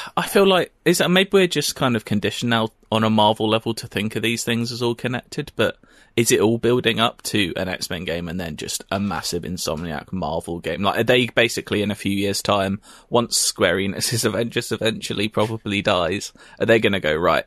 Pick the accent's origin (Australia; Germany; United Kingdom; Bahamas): United Kingdom; we're British.